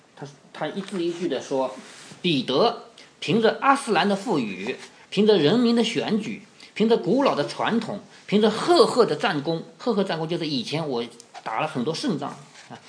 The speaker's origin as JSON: {"language": "Chinese", "town": "Changzhou", "region": "Jiangsu", "country": "China", "said": "我们常州人的祖先"}